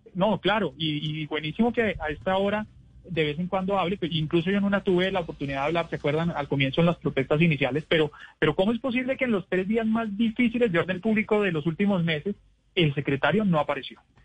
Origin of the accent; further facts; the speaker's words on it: Bogotá, Colombia; somos los bogotanos